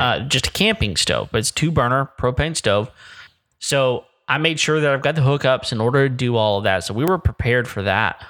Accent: Texas Panhandle, United States; I grew up in the Panhandle

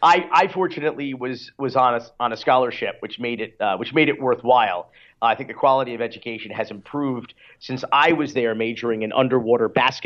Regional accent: Florida, United States; my home state of Florida

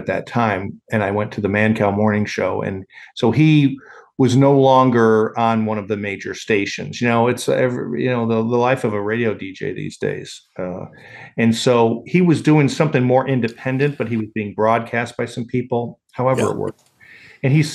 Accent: Chicago, Illinois, United States; also born or lived in Kansas; When I was growing up in Chicago

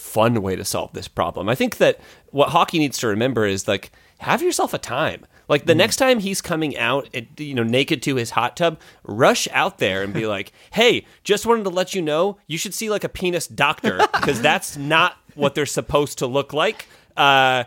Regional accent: Midwest, United States; I'm from the Midwest

